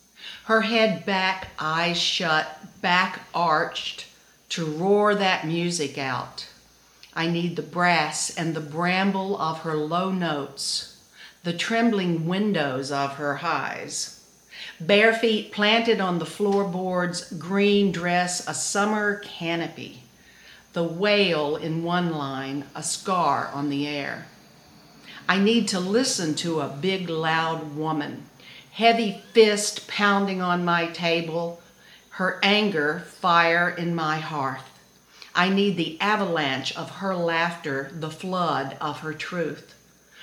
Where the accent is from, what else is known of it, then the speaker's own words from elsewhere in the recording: the South, United States; accent: southern; now in Chester County, United States; I'm southern